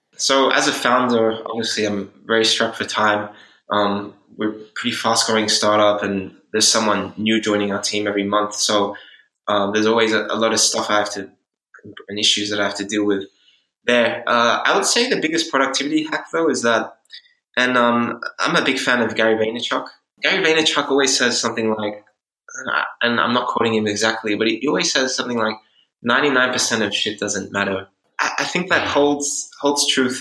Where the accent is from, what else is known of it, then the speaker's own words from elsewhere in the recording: Australia; moved away as an adult; also born or lived in Switzerland / Hungary / Netherlands; I'm originally from Australia, uh, but I've lived in all over Europe now